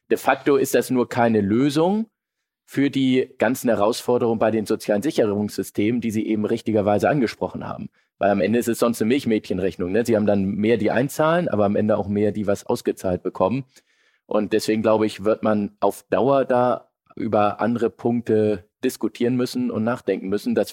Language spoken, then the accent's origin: German; Hamburg, Germany; als Hamburger will ich mich da jetzt äh